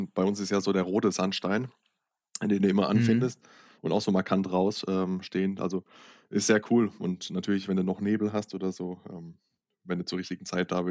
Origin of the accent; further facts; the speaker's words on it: Rhineland-Palatinate, Germany; ich komme eigentlich aus der Pfalz